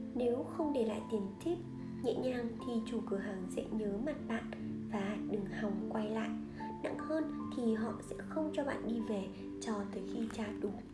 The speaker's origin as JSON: {"language": "Vietnamese", "country": "Vietnam", "moved": "as an adult", "lives_now": "United States", "said": "tôi từ Việt Nam qua"}